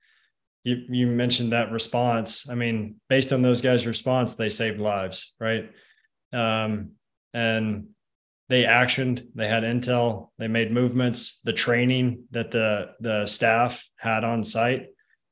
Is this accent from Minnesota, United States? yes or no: no; Nashville, Tennessee, United States; I'm from Nashville, Tennessee. Covenant shooting happened in my backyard